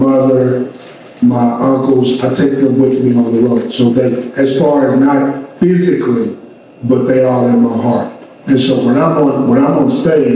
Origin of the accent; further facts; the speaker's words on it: Flint, Michigan, United States; growing up in Flint, Michigan